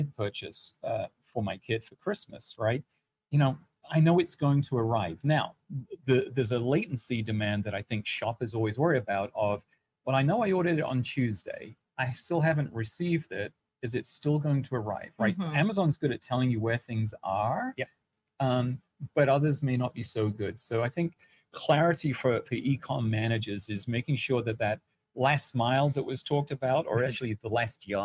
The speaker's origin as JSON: {"language": "English", "region": "England", "country": "United Kingdom", "moved": "yes", "said": "I'm from England originally"}